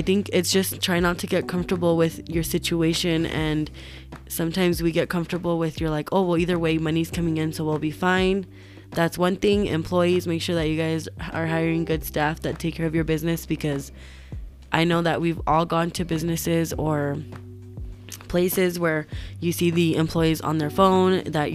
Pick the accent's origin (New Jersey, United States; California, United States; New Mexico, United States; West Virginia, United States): New Mexico, United States; Albuquerque; I'm from Albuquerque, New Mexico